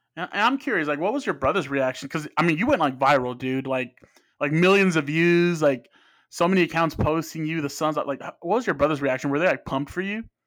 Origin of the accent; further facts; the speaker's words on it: Phoenix, Arizona, United States; Both of my parents are from Mexico. I grew up in Phoenix.